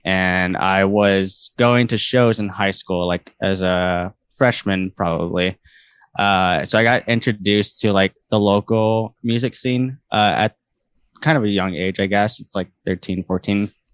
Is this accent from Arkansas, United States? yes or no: no; San Antonio, Texas, United States; also born or lived in College Station, Texas; now in Houston, United States; I grew up in San Antonio, Texas